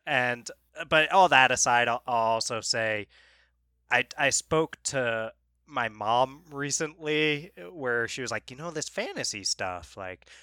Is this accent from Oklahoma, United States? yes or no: no; New York, United States; moved away; we're from New York originally